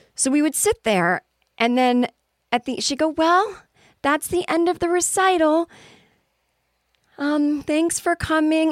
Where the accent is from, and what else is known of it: United States; also born or lived in Los Angeles